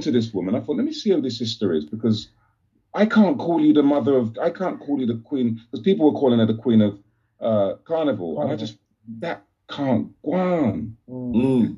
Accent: London, United Kingdom; I come same from Grove

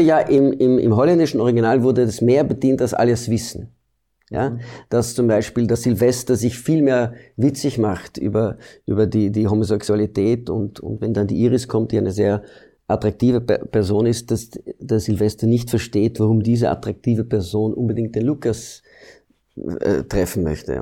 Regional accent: Belgium; moved away as an adult; now in Austria; ich komme aus Belgien, ich bin in Belgien geboren und ich habe in Belgien maturiert

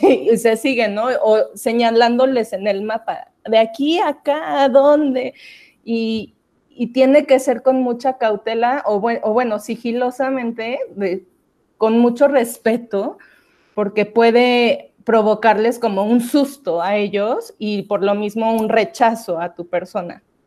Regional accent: Mexico City, Mexico; Yo soy del DF

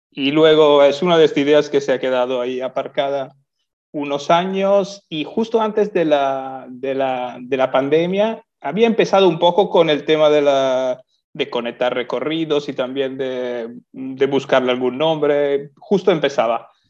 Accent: Italy; moved away as an adult; now in Lanzarote, Spain; Yo soy italiano, sí.

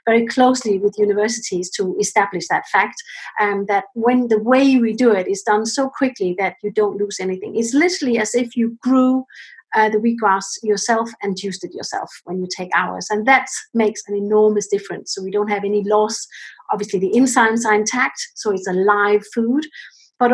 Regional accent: Denmark; now in United Kingdom; I'm actually originally from Denmark, and my parents are in Denmark, and I'm here in the UK.

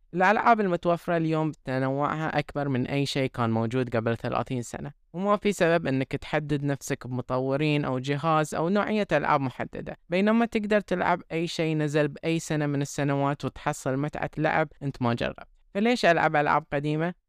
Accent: Bahrain; عندنا في البحرين

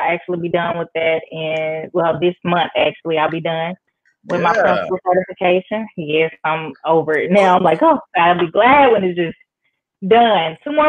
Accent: Jackson, Mississippi, United States; like you said, I'm from Jackson, Mississippi. I did graduate from Jackson State University

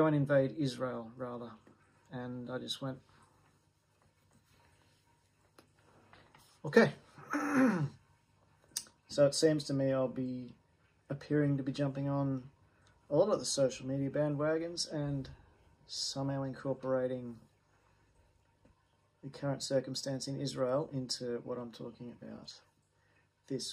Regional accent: Australia; an Australian

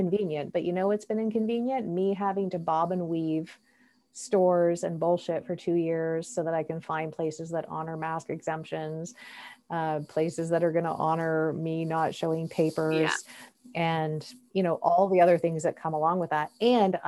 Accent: Canada; As a Canadian citizen and a Canadian passport holder

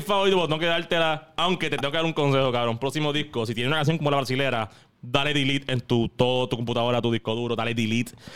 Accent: Puerto Rico; how I view myself in the world como puertorriqueño

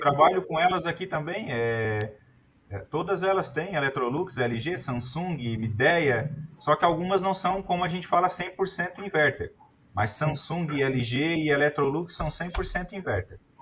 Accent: Brusque, Santa Catarina, Brazil; Eu sou de Brusque, Santa Catarina.

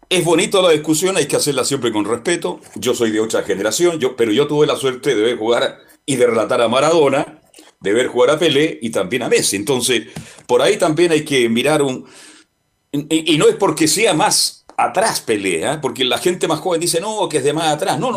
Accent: Chile; no somos argentinos, somos chilenos somos chilenos.

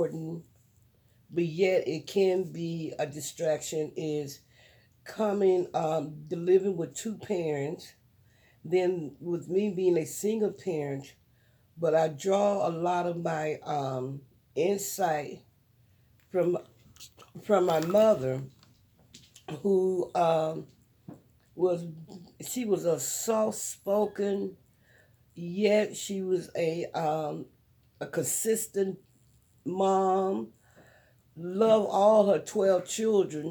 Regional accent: Cleveland, Ohio, United States; I'm from Cleveland, Ohio, best location in the nation

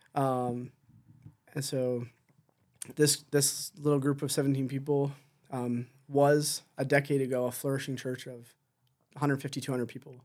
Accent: Southern Ontario, Canada; moved away as an adult; also born or lived in Delhi, Ontario; now in Chicoutimi, Canada; I grew up in Southern Ontario, about an hour and a bit down the road from, from Hesler

